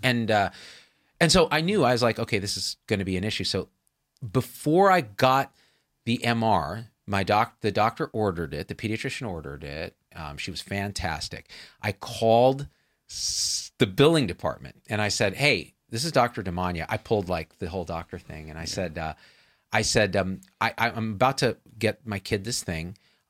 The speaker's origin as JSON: {"language": "English", "country": "India", "said": "And I will haggle, believe me, because I'm Indian."}